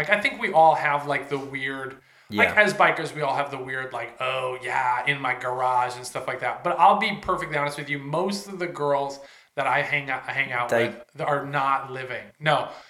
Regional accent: Carson City, Nevada, United States; I'm from Carson City, Nevada.

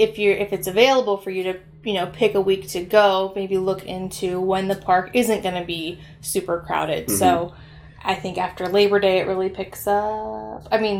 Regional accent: Ohio, United States; We are from Ohio, so I've only been one time ever

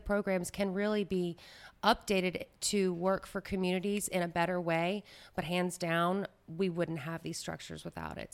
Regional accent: Baton Rouge, Louisiana, United States; moved away as an adult; now in New Orleans, United States; I am not a native New Orleanian. I'm actually from Baton Rouge

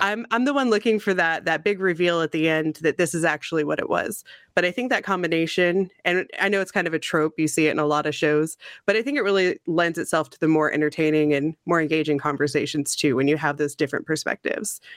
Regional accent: Missouri, United States; moved away as an adult; now in Corpus Christi, United States; so I grew up in the Midwest. I'm from Missouri originally.

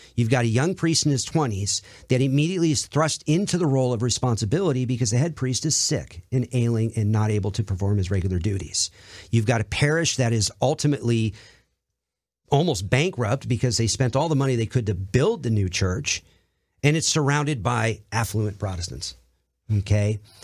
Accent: Colorado Springs, Colorado, United States; moved away as an adult; my hometown at that time in Colorado Springs, Colorado.

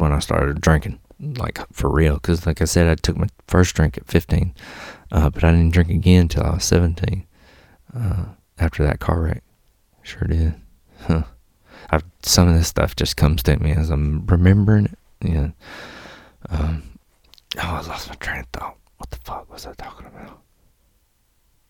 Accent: Mississippi, United States; also born or lived in Alabama; I moved from Alabama to Mississippi

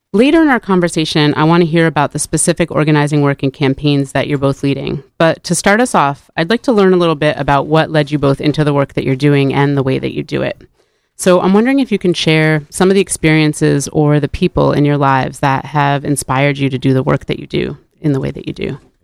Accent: New Haven, Connecticut, United States; growing up in New Haven

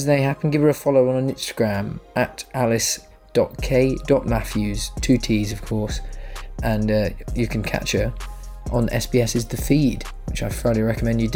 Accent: England, United Kingdom; I'm a terrible Englishman

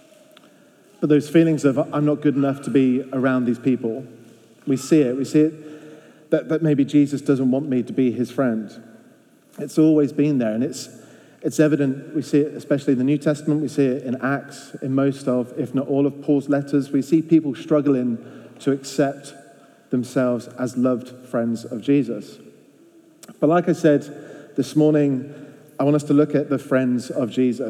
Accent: England, United Kingdom; now in Belfast, United Kingdom; I said, England. I was the only one

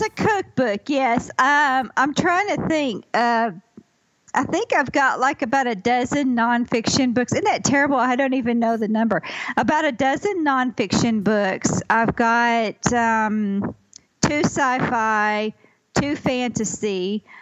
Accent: Ozark Mountains, Arkansas, United States; also born or lived in California; I grew up in the Ozark Mountains in Arkansas

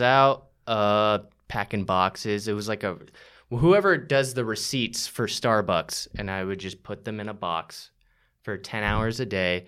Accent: St. Johns County, Florida, United States; moved away as an adult; now in Austin, United States; I grew up in Saint John's County

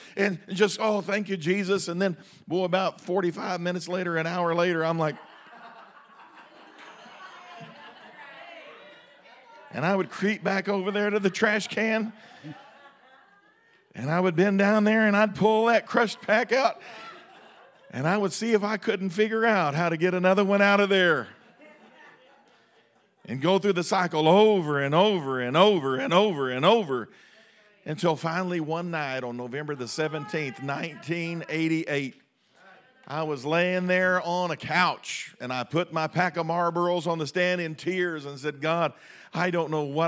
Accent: United States; We have our identity in being Americans

